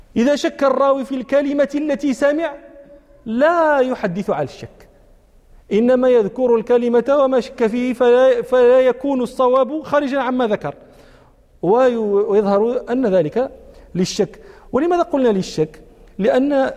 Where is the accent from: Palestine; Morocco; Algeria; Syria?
Morocco